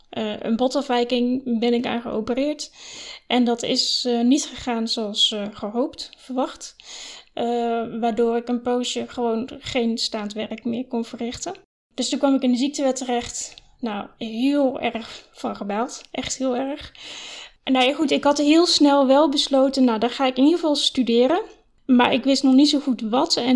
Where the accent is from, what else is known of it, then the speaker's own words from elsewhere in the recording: Flevoland, Netherlands; also born or lived in Oosterhout / Utrecht; ik ben geboren in Oosterhout, dat is vlakbij Breda. Toen ben ik vanaf mijn negende heb ik gewoond in Flevoland, op verschillende plekken, Lelystad en Almere.